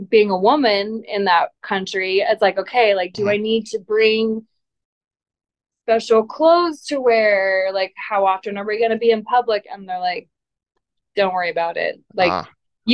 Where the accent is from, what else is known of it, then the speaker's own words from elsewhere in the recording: United States; growing up in Tahoe, you're 30 minutes, 45 minutes from Reno